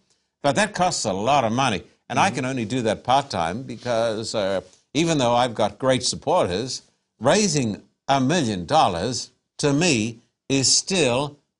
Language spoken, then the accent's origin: English; Esk, Queensland, Australia; born there; I was born in a tiny little town in Queensland by the name of Esk.